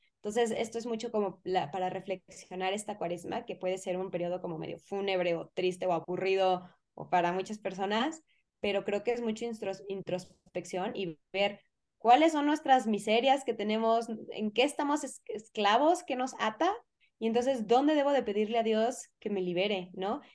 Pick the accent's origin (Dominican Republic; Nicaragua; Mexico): Mexico; yo soy mexicana